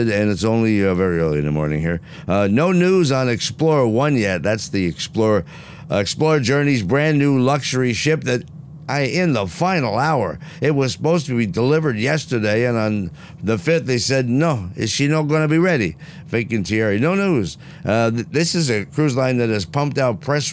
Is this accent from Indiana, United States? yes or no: no; New Jersey, United States; I'm from Jersey